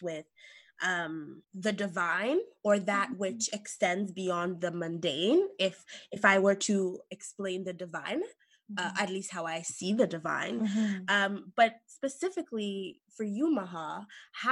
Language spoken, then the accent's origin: English; Canada; also born or lived in Saint Lucia; I was born in St. Lucia, a country in the Caribbean, and moved to Canada as a child in 2005